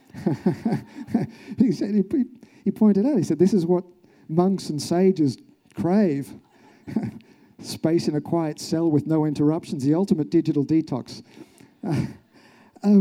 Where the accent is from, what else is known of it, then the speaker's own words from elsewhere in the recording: Australia; I'm from Australia.